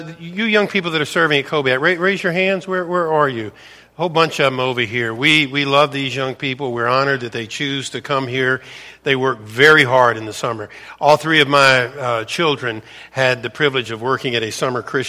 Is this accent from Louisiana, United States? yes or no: yes; Louisiana, United States; I was born and raised in Louisiana, grew up an LSU fan